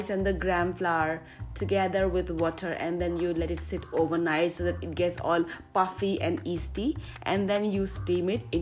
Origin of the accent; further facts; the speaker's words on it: East India, India; now in South India, India; I am from East India